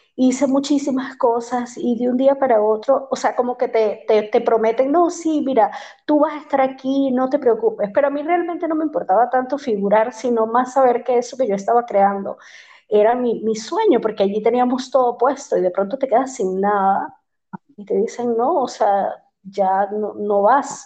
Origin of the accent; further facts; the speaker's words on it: Maracaibo, Zulia, Venezuela; moved away as an adult; also born or lived in Panama; soy venezolana, este, de un lugar hermoso que se llama Maracaibo, en Venezuela